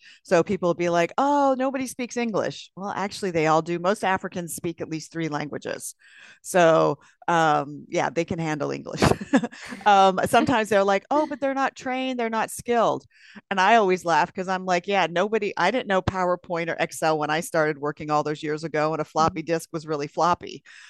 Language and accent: English; California, United States; I'm from California.